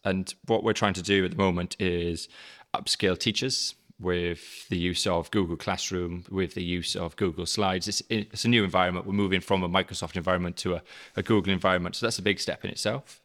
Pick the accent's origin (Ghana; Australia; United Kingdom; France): United Kingdom; South Wales Valleys; moved away; I'm South Wales, originally. Um, so, uh, I'm a very strong and proud Welshman.